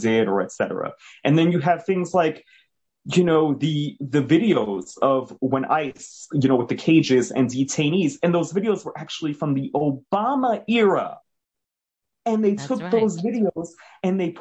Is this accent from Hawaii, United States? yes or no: no; New York City, New York, United States; moved away; also born or lived in New Jersey; I'm originally from Jamaica, Queens